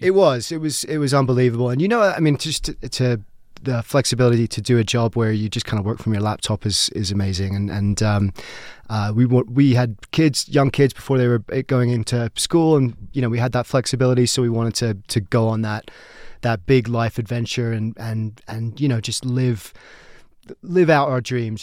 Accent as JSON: {"language": "English", "town": "Brighton", "region": "South East England", "country": "United Kingdom", "tie": "born or raised there", "also_born_or_lived": "United States / London", "moved": "as an adult", "lives_now": "Colorado, United States", "said": "basically grew up in Brighton, England, on the South Coast."}